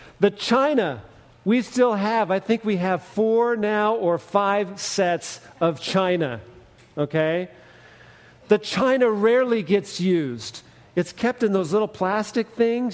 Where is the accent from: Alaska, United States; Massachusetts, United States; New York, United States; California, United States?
California, United States; Fresno; I grew up in the Central Valley outside of Fresno